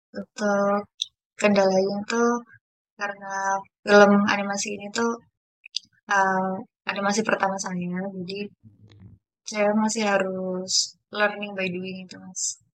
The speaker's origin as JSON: {"language": "Indonesian", "town": "Jepara", "region": "Central Java", "country": "Indonesia", "said": "saya sendiri berasal dari kota Jepara"}